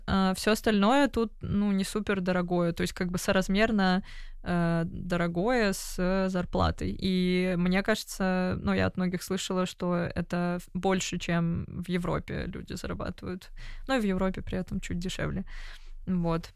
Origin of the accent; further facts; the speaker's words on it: Moscow, Russia; moved away as an adult; now in London, United Kingdom; я родилась в Москве, я люблю Москву